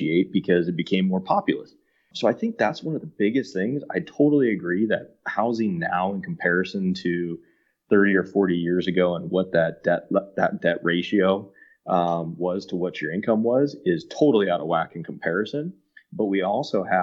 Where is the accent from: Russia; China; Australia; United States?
United States; Yorba Linda, California; I grew up in Yorba Linda